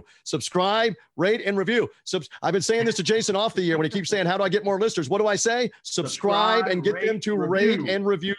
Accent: Memphis, Tennessee, United States; moved away; Having grown up, at least initially in Memphis, my hometown, having gone back to school in Memphis, it is such a St. Louis Cardinal town.

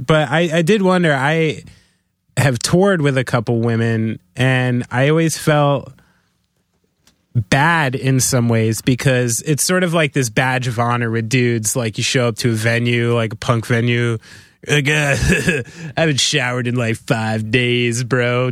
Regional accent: New Jersey, United States; I'm from New Jersey

